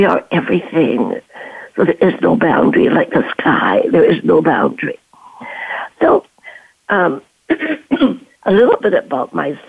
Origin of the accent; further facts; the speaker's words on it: China; also born or lived in Canada; now in Stanford, United States; I am a refugee from World War II, from China to Canada, and had my education, my nursing, and came down here to Stanford